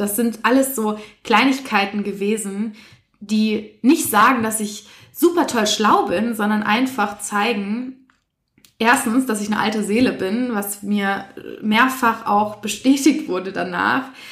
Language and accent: German; Essen, North Rhine-Westphalia, Germany; also born or lived in Berlin; in Essen übrigens, da bin ich die größte Zeit meines Lebens aufgewachsen, obwohl ich gebürtige Berlinerin bin.